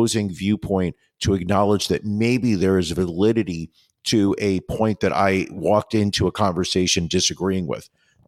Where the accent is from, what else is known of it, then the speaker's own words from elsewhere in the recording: New York, United States; I'm from New York. I use my hands all the time.